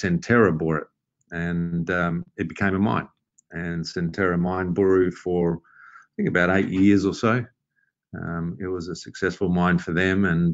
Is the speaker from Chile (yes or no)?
no; Australia; moved away as an adult; also born or lived in Kalgoorlie, Western Australia / Perth, Western Australia; now in Lima, Peru; I'm from Australia originally. I've been living in Lima for nearly 18 years.